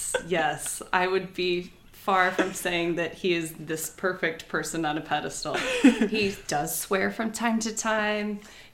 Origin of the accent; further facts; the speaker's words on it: Cedar Rapids, Iowa, United States; moved away as an adult; now in Morrison, United States; Church in Morrison, Illinois. It's a little community where I moved to once we got married. I grew up in Cedar Rapids and then went to school at University of Iowa.